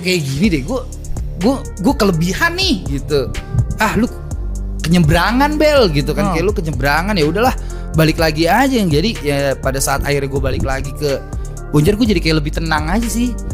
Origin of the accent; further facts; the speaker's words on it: Jakarta, Indonesia; gue akhirnya balik lagi ke kampung halaman